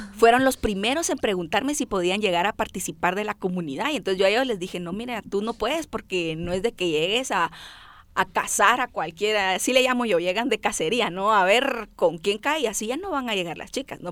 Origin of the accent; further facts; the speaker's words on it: Guatemala; accent: chapinismos; soy como que una chapina tradicional, ¿no? O sea, nuestras nuestro vocabulario, yo le digo nuestros adjetivos de acto impacto están aquí bien puestos, chapinismos y todo